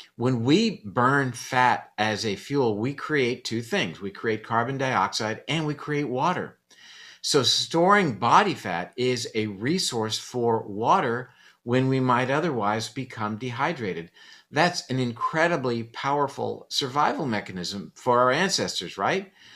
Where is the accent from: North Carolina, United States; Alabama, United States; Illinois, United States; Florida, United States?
Florida, United States; Coral Gables; born or raised there